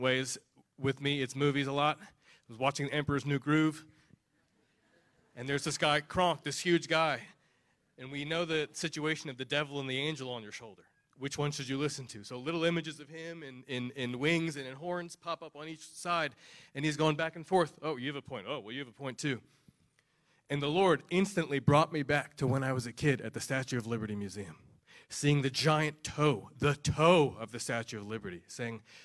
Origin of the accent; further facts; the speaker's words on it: New Jersey, United States; moved away; I grew up in New Jersey